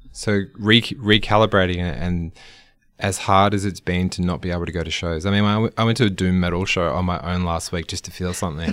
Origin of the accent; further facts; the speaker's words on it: Australia; an Australian music fan